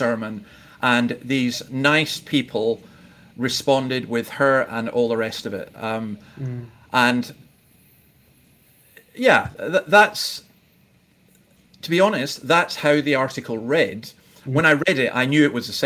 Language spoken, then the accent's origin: English; Scotland, United Kingdom; ignorant Scotsmen